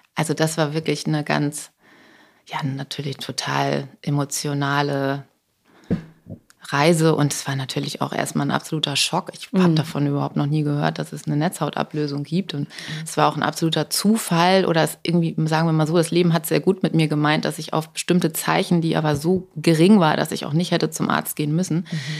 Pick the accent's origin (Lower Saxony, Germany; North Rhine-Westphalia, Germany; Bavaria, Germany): Lower Saxony, Germany; Buxtehude; moved away; Ich komme ja aus Buxtehude